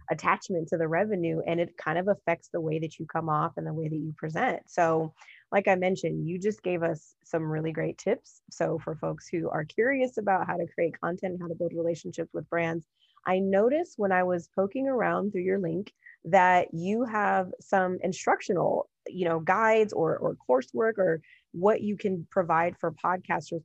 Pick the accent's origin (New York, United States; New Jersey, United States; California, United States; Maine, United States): California, United States; Los Angeles; also born or lived in Apple Valley, California; I'm originally from Southern California and, you know, born and raised in the Los Angeles area, and when I was going into the seventh grade, we also left